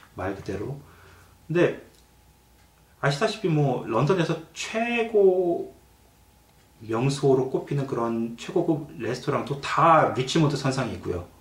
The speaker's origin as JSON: {"language": "Korean", "country": "South Korea", "moved": "yes", "lives_now": "London, Canada", "said": "이제 한국인으로서 이제 한국 교포로서는"}